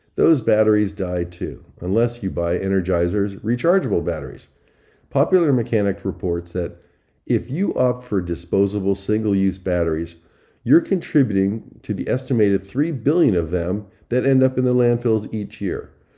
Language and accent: English; Long Island, New York, United States; I grew up on Long Island, and I, and know my Levitt towns